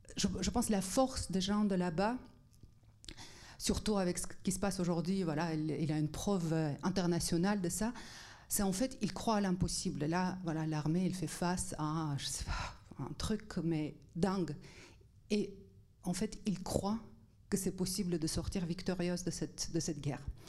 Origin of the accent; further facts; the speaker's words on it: Armenia; also born or lived in Netherlands; now in France; je viens d'Arménie soviétique